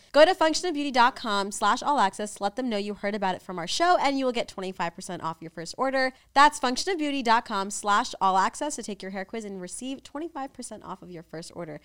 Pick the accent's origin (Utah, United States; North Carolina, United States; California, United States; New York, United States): New York, United States; moved away